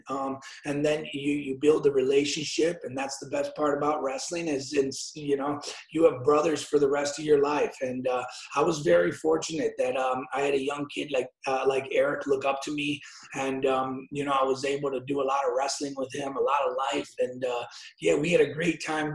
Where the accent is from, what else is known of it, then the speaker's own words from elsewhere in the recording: Aurora, Illinois, United States; we're from Aurora. So we're young boys from Aurora